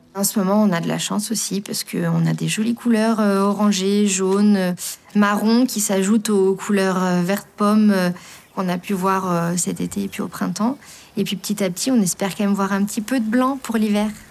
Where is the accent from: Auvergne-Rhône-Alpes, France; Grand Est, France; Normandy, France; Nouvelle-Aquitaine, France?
Grand Est, France; Lorraine; moved away as an adult; also born or lived in Vercors; now in Bouvante, France; Je suis originaire de Lorraine, j'ai grandi en Lorraine, à la campagne aussi, hein, mais euh, je suis arrivée dans le Vercors il y a 5 ans